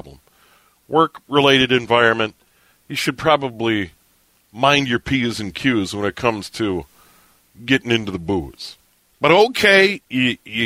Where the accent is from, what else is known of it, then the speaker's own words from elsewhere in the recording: Hennepin County suburbs, Minnesota, United States; also born or lived in St. Paul, Minnesota / Montevideo, Minnesota / South Dakota; I was born in St. Paul, so I was born in Ramsey County. But when I was 9, we moved to the northern suburbs of Hennepin County. And most of my life, I've lived in Hennepin County